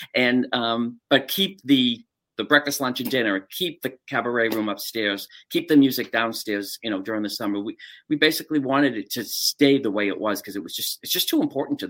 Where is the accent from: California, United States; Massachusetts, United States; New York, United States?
Massachusetts, United States; Quincy; Quincy, Mass.